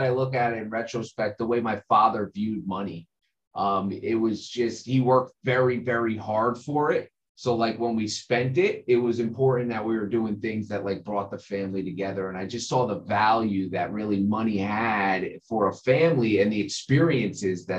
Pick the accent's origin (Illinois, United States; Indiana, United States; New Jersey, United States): New Jersey, United States; I grew up in New Jersey, born and raised